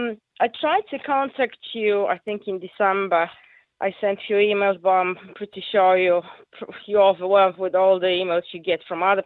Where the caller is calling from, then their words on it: Rossendale, North West England, United Kingdom; I am very close to you, actually. I'm from Rosendale.